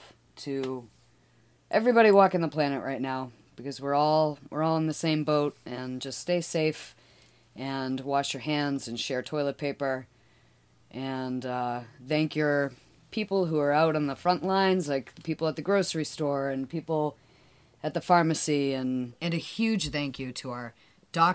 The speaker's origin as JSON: {"language": "English", "town": "Boston", "region": "Massachusetts", "country": "United States", "tie": "born or raised there", "said": "I am currently living in the house that we grew up in Boston, Mass"}